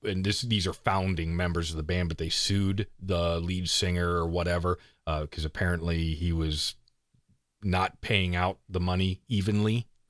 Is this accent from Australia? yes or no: no; East Coast, United States; moved away; I'm from the East Coast.